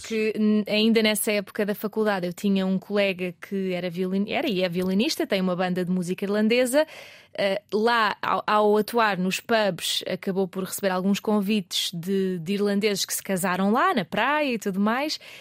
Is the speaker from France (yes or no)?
no; Azores, Portugal; moved away as an adult; also born or lived in Algarve; os Açores, onde eu cresci